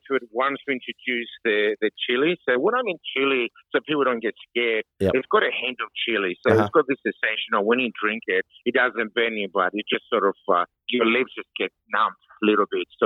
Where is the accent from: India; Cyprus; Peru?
Cyprus; now in Sunshine Coast, Australia; I'm from Cyprus